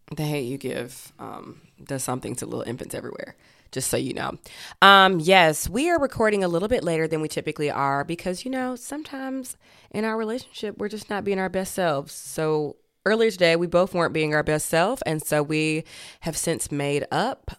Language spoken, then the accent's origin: English; Georgia, United States; I grew up in Georgia